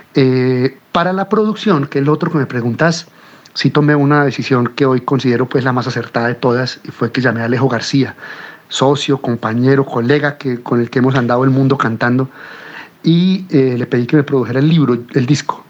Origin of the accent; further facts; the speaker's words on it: Colombia; also born or lived in Cuba; las sonoridades del tango, que son las sonoridades con las que yo crecí en mi pueblo